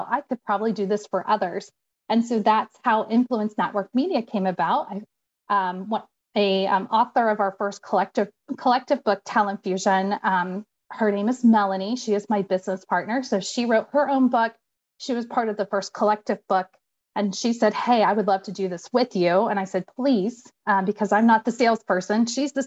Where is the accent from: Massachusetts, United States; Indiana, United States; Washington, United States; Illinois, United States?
Indiana, United States; accent: Indiana English; moved away; I'm originally from Indiana. So I always joke that I have Indiana English.